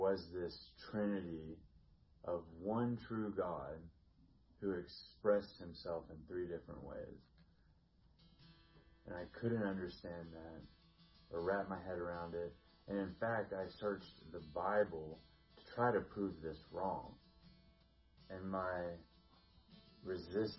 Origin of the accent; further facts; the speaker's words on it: the South, United States; I was born in the South